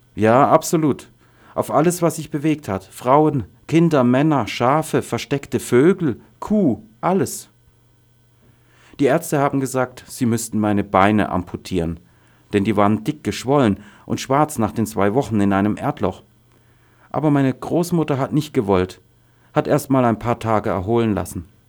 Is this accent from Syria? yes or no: yes; Daraa Governorate, Syria; German is a second language; moved away as an adult; also born or lived in Damascus; now in Germany; Ich komme aus Daraa im Südwesten von Syrien, von da, wo die ersten Demonstrationen stattgefunden haben, und aus einem Dorf